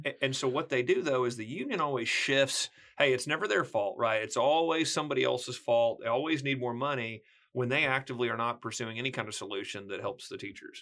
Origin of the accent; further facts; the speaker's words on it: small rural town near McAlester, Oklahoma, United States; also born or lived in Arkansas; That's where I was from